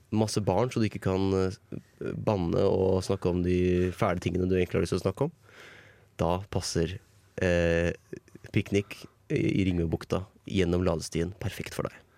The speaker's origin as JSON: {"language": "Norwegian", "area": "Toten", "region": "Innlandet", "country": "Norway", "said": "jeg tenker på hjemme på Toten"}